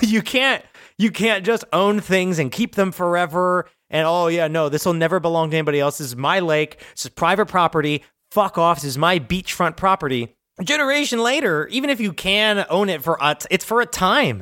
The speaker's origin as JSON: {"language": "English", "region": "New Jersey", "country": "United States", "moved": "yes", "said": "we're from Jersey"}